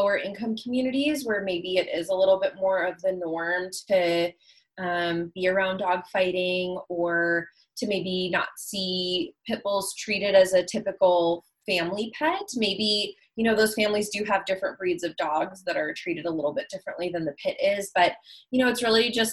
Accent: Chicago, Illinois, United States; where I grew up in Chicago

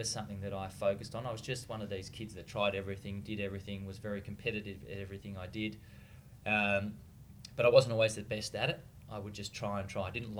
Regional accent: Frankston, Victoria, Australia; also born or lived in Geelong, Australia / Melbourne, Australia; growing up in Frankston was great

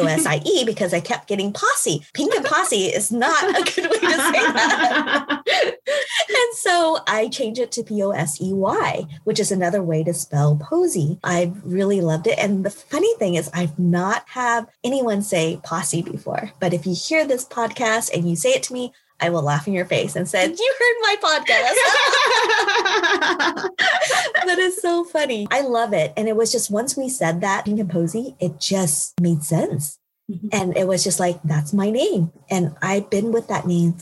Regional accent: Oklahoma, United States; I'm actually from Oklahoma. And so I went to Oklahoma State University

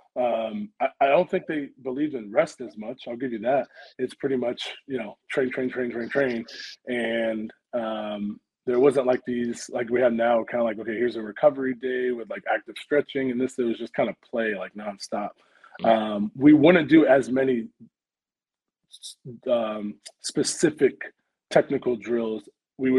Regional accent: Orlando, Florida, United States; also born or lived in North Carolina; I'm from Orlando, Florida, out on the East Coast

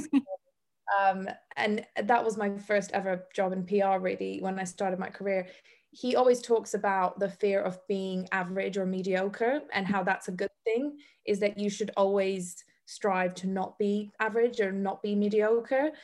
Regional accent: Bosnia & Herzegovina; moved away; also born or lived in Africa / Iceland; I come from Bosnia. I literally went through the war. I was raised by a single mother.

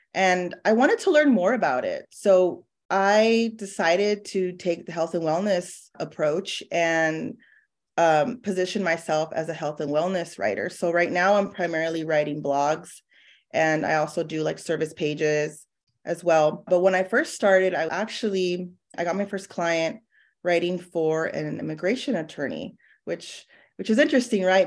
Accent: San Diego, California, United States; moved away as an adult; now in Dallas, United States; I'm originally from San Diego

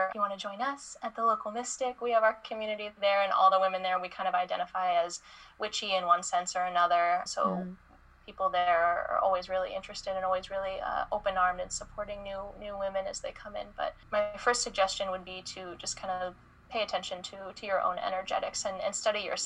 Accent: Indiana, United States; moved away as an adult; growing up in Indiana, I didn't really have a whole lot of resources for things like this.

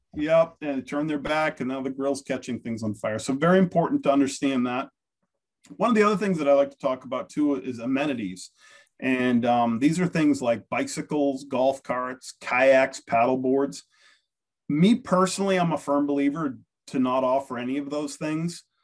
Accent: United States; I'm American

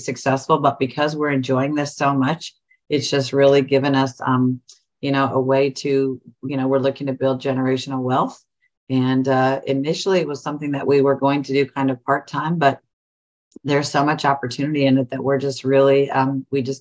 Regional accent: Northern California, United States; now in Central Ohio, United States; I'm from Northern California, but my sister still lives there

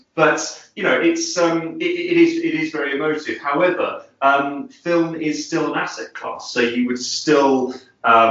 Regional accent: London, United Kingdom; I was working for a large film financier here in my hometown of London.

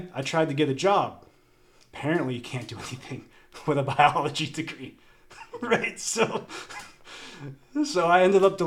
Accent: Naples, Florida, United States; I grew up in Naples in Southwest Florida

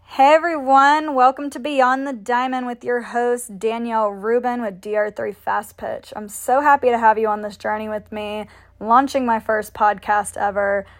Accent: Canton, Georgia, United States; also born or lived in Milledgeville, Georgia; I ended up moving back to my hometown in Canton, Georgia

